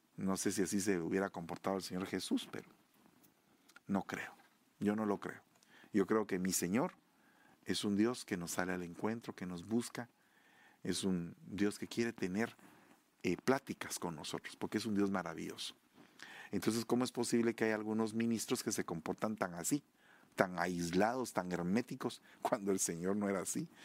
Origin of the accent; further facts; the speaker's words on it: Sololá, Guatemala; de allá de Guatemala, de mi tierra, Sololá